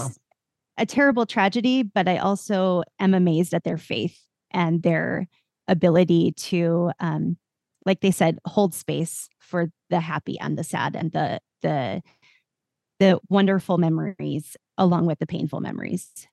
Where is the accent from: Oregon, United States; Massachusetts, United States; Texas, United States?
Oregon, United States; Portland; I grew up right outside Portland, Oregon